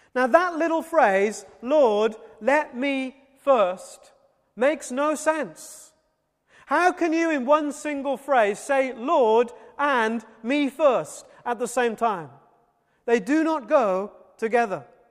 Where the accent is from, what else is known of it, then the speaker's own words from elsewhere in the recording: Wales, United Kingdom; as a Welshman